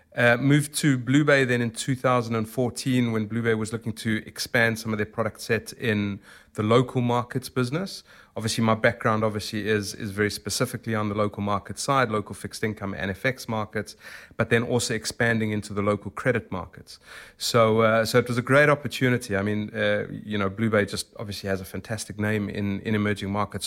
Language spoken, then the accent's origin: English; South Africa; accent: South African; moved away as an adult; now in London, United Kingdom; I'm originally from South Africa